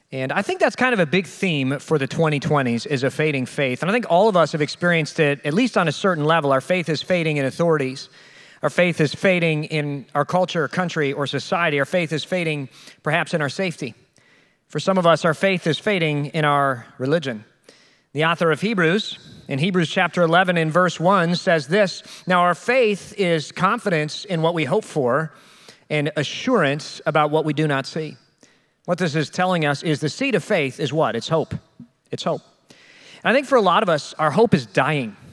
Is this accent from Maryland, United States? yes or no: no; the Twin Cities, Minnesota, United States; now in Gary, United States; my hometown that I came from in Minnesota, the Twin Cities, especially Minneapolis